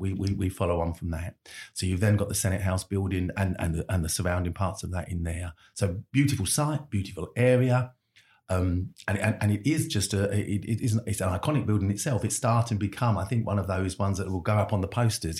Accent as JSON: {"language": "English", "region": "London", "country": "United Kingdom", "said": "I'm a Londoner"}